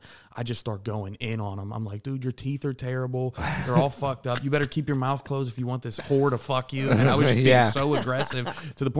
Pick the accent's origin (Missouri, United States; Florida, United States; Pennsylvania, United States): Pennsylvania, United States; Pittsburgh; I'm from Pittsburgh